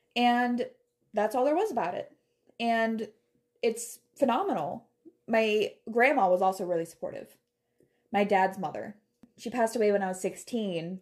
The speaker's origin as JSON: {"language": "English", "town": "Taylor", "region": "Michigan", "country": "United States", "tie": "born or raised there", "moved": "yes", "said": "I grew up around Metro Detroit in Michigan"}